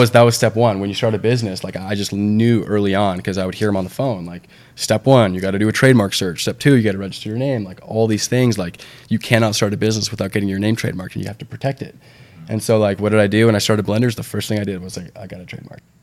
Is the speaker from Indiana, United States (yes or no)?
no; Santa Barbara, California, United States; also born or lived in San Diego; that's my hometown